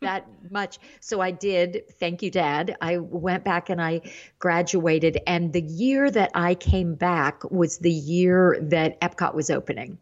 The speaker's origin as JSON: {"language": "English", "area": "Indiana and Ohio", "region": "Midwest", "country": "United States", "tie": "born or raised there", "said": "I grew up in the Midwest, Indiana and Ohio, and that area"}